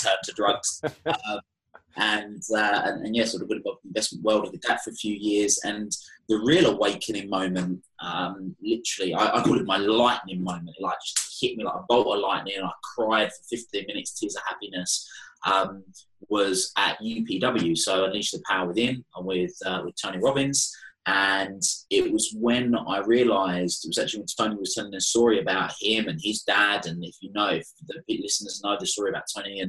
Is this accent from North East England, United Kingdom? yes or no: no; Chelmsford, East of England, United Kingdom; accent: Essex twang; also born or lived in Europe / South Africa; I have a very typical Essex accent